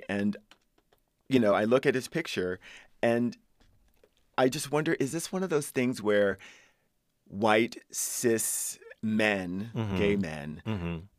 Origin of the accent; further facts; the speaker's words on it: Subic, Central Luzon, Philippines; My dad worked for the Navy. I grew up in Subic.